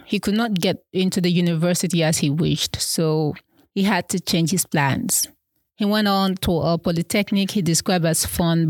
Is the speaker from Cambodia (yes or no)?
no; Sokoto, Nigeria; English is a second language; also born or lived in Southwest Nigeria; of the most embarrassing moments for me as a young learner with no English language background. I grew up in Sokoto State, Sokoto as we fondly call it.